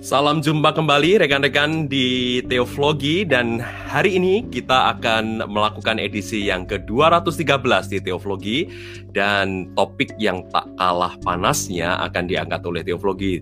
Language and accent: Indonesian; Central Java, Indonesia; sebenarnya sama dengan saya asalnya dari Jawa Tengah